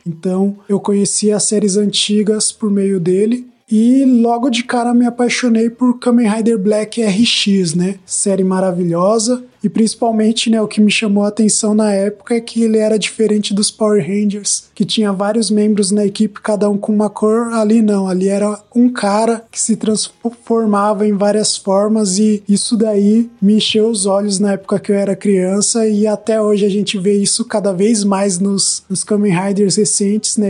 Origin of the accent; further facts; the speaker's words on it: São Paulo, Brazil; sou daqui da Zimba, né? São Paulo, Zona Sul, da ponte pra cá